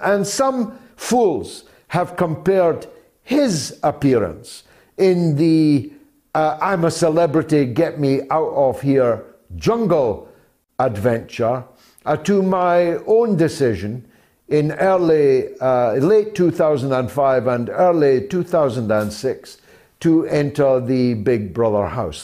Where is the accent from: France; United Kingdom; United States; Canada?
United Kingdom; Scotland; as a Scotsman